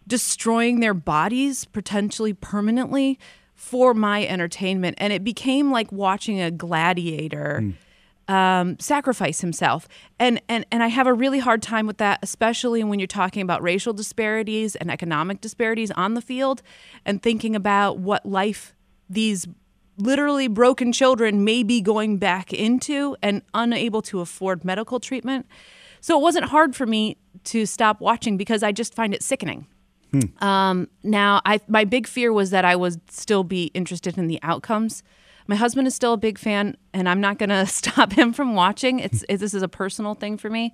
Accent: Ann Arbor, Michigan, United States; I grew up in Ann Arbor, in a college town

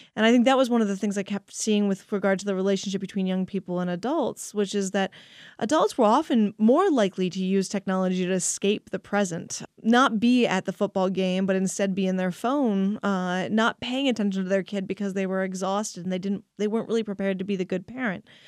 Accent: Pennsylvania, United States; growing up in Pennsylvania.

